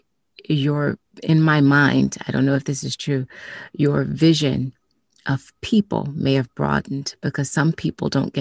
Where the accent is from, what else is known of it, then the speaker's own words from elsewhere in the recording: the South, United States; I grew up in the South, and I grew up in a predominantly white neighborhood and school system.